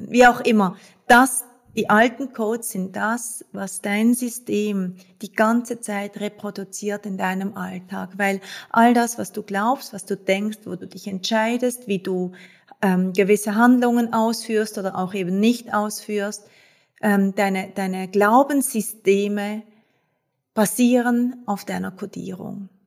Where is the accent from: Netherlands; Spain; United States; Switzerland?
Switzerland; Basel, Basel-Stadt; ich bin Schweizerin, ich bin in Basel geboren und aufgewachsen